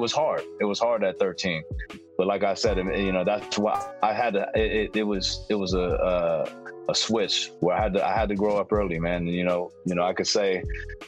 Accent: San Francisco, California, United States; now in Oakland, United States; I was from San Francisco

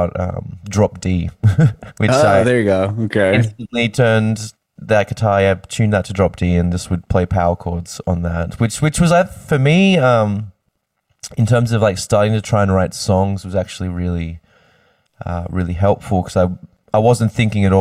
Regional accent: Sydney, New South Wales, Australia; also born or lived in Queensland; born in Sydney and lived there most of my life. Kind of all over the place through Sydney

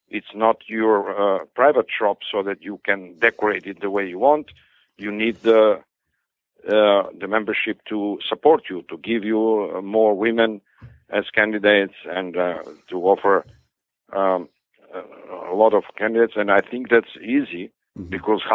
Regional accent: Skopje, North Macedonia; English is a second language; moved away; also born or lived in Istanbul / Munich / Paris; But as I said, growing up in Skopje, I did not spend my life there.

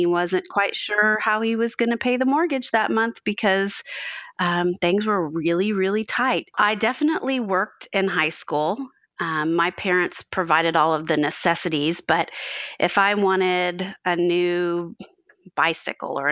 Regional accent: Dallas, Texas, United States; moved away as an adult; now in Fort Worth, United States; I was born in Fort Worth, which is where I live now. And then when I was just about to start kindergarten at the age of 5, my father moved our family to Dallas

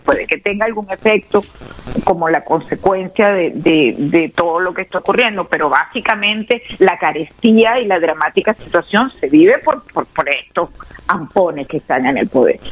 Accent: Venezuela; nosotros como pueblo venezolano

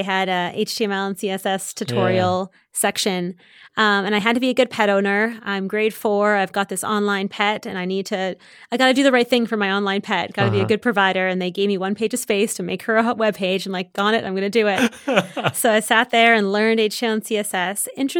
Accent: Waterloo, Ontario, Canada; Yeah, so born and raised in Canada.

